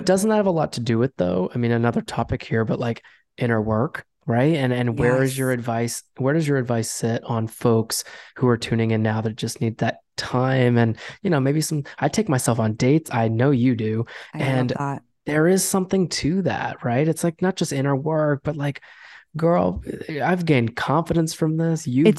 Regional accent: New York, United States; we're from New York.

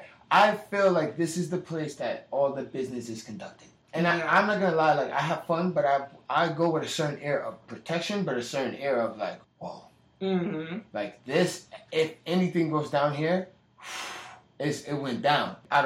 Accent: New Jersey, United States; Like, I'm from Jersey, so especially where the part of Jersey I'm from is not South Jersey.

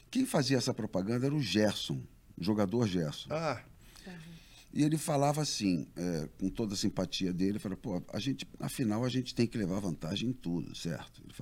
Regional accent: Rio de Janeiro, Brazil; moved away as an adult; now in Poços de Caldas, Brazil; Eu sou carioca, adoro o Rio de Janeiro

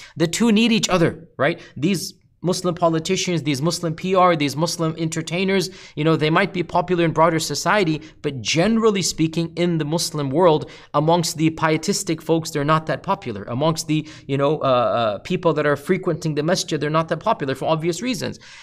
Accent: United States; as an American

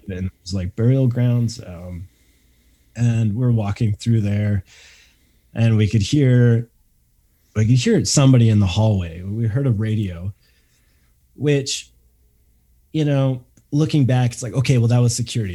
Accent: Canada; we're coming back to Canada, which which was weird. Like, it's like this is my home country

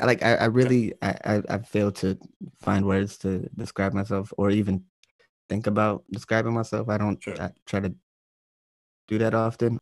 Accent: Manassas, Virginia, United States; moved away as an adult; also born or lived in Alexandria, Virginia / Springfield, Virginia / Lorton, Virginia / Richmond, Virginia; now in Brooklyn, New York, United States; I'm from North Virginia. Like, uh, I was I was in Manassas mostly for like ten years, but I've I've lived all around like Alexandria, Springfield, Lorton, just all Northern Virginia area

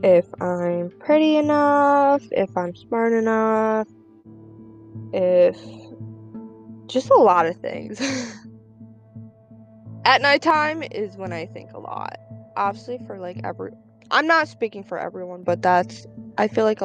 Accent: Russia; moved away; I'm from Russia.

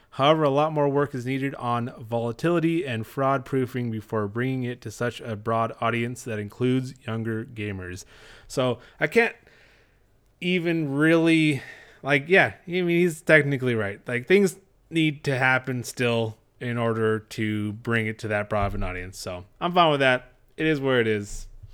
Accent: Texas, United States; we're from Texas.

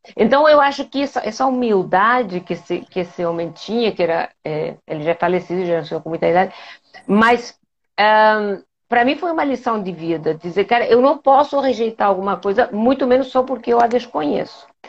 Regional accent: Spain; Portuguese is a second language; moved away as an adult; now in Rio de Janeiro, Brazil; eu sou espanhola, eu, eu vim para o Brasil em 1988

